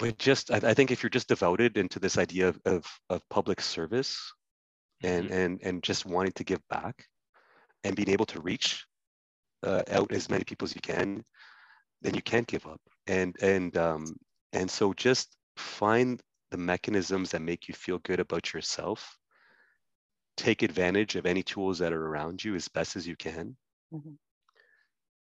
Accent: Ottawa, Ontario, Canada; I grew up in Ottawa, born and raised in Ottawa.

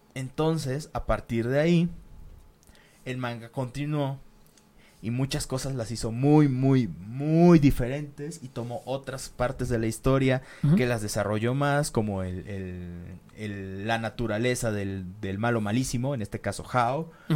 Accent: Mexico; como decimos aquí en México

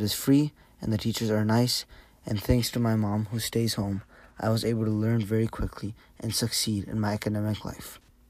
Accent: United States; I was born in America to a family that immigrated here from Pakistan. My personal experience here as an American child has been great.

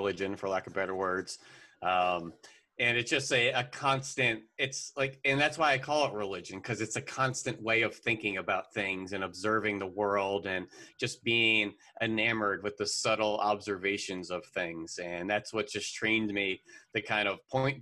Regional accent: the Poconos, Northeast Pennsylvania, United States; also born or lived in Philadelphia; I grew up in Northeast Pennsylvania in the Poconos

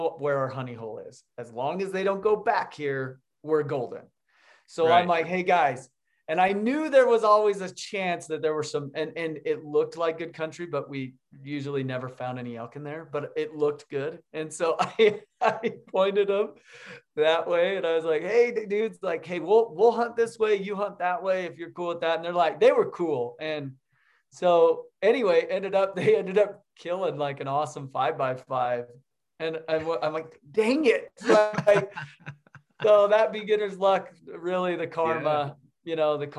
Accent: Utah, United States; Yeah, I grew up in Utah

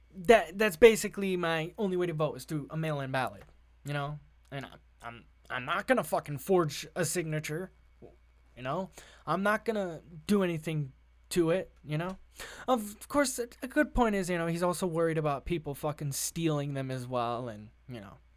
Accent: Massachusetts, United States; It's, it's calmed down a lot here in the state of Massachusetts, I'm not gonna lie, uh, my home state

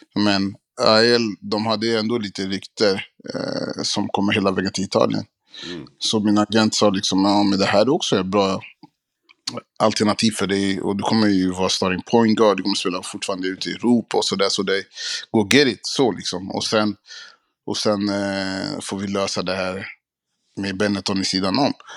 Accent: Sweden; vi svenskar

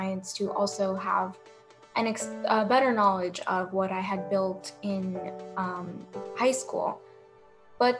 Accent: New Jersey, United States; growing up in Central Jersey

